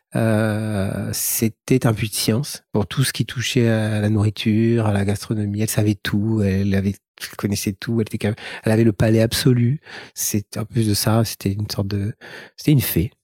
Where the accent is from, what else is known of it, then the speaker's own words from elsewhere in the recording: Casablanca, Casablanca-Settat, Morocco; je suis né au Maroc, à Casablanca. J'ai fait toute ma scolarité à l'école primaire dans une école catholique